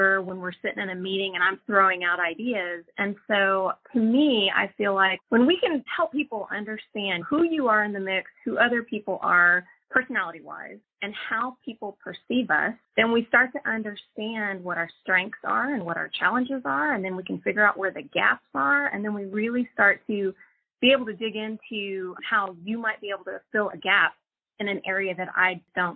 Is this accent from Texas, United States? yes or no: yes; Austin, Texas, United States; I'm from Austin. I was actually born and raised here